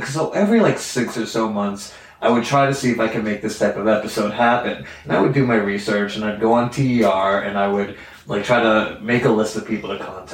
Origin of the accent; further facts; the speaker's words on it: northern New Jersey, United States; my hometown in northern New Jersey